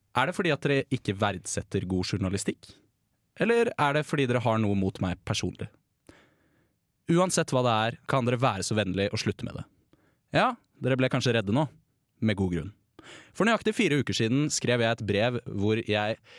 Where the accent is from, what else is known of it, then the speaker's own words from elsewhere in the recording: Bærum, Akershus, Norway; jeg, er fra Bærum